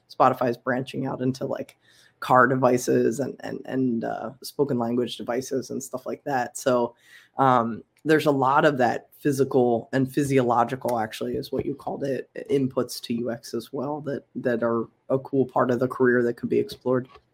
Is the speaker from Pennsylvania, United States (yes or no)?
yes; Philadelphia, Pennsylvania, United States; I'm from Philly for sure